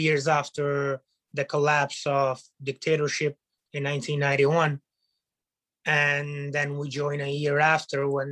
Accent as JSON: {"language": "English", "country": "Italy", "tie": "born or raised there", "also_born_or_lived": "Albania", "second_language": "English", "moved": "as an adult", "lives_now": "Bronx, United States", "said": "I was born in Albania in 1993, and at the age of three, I moved to Italy. Mm. I lived there for 21 years"}